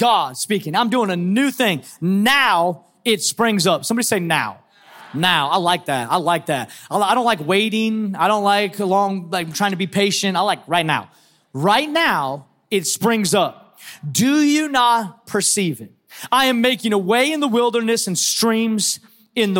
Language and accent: English; Seattle, Washington, United States; I'm from Seattle